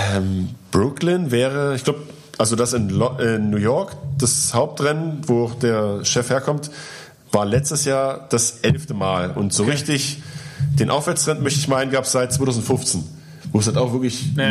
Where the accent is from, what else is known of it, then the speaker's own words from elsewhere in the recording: eastern Germany, Germany; Ich komme aus dem Osten